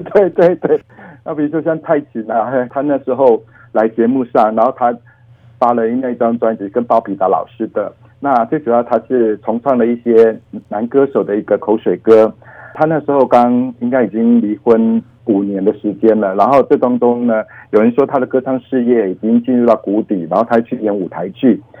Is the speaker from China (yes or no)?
no; Taiwan; 我是一个在台湾出生长大的人，那我的父亲的原生地是在大陆